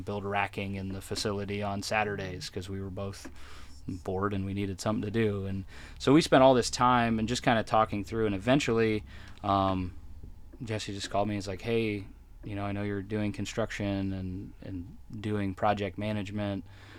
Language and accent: English; Ontario, Canada; I am not. I grew up in Southern Ontario, up in Canada. Was from that area.